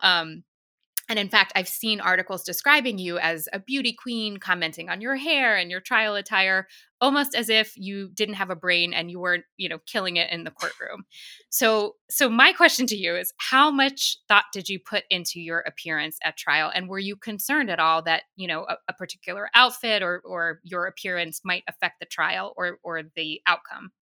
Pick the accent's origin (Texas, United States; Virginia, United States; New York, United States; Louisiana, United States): New York, United States; New York City; As a New Yorker